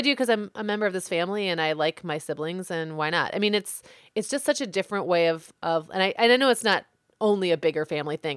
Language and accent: English; Midwest, United States; I'm from the Midwest